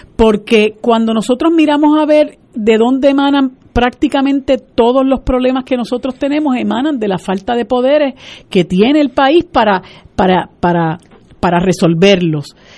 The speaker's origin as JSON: {"language": "Spanish", "country": "Puerto Rico", "said": "la situación de la calidad de vida de nosotros como puertorriqueños y puertorriqueñas ha ido empeorando"}